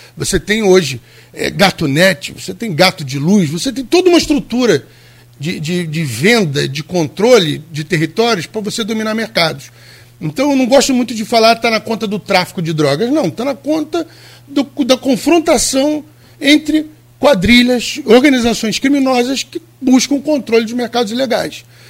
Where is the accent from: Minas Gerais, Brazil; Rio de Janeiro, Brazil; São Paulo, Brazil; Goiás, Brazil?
Rio de Janeiro, Brazil; Eu vivi minha vida inteira no Rio de Janeiro